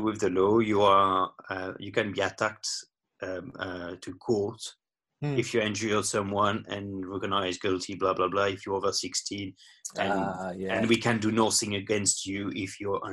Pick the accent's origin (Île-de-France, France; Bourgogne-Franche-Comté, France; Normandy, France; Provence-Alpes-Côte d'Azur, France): Provence-Alpes-Côte d'Azur, France; south coast near Marseille; English is a second language; moved away as an adult; now in United Kingdom; I'm from France. I'm born on the south coast near Marseille, and where I grew up and started spearfishing